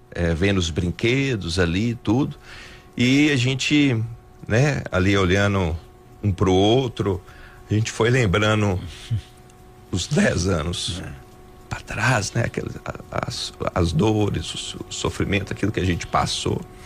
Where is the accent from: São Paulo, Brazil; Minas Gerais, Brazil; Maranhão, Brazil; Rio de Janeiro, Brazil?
Minas Gerais, Brazil; Montes Claros; moved away as an adult; now in Belo Horizonte, Brazil; eu sou natural aqui de Montes Claros, uhum. né? Eu nasci aqui, fui criado aqui em Montes Claros